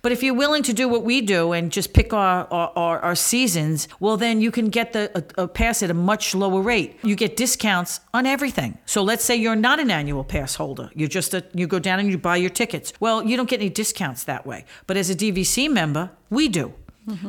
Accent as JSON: {"language": "English", "town": "New York City", "region": "New York", "country": "United States", "tie": "born or raised there", "said": "I grew up near Coney Island"}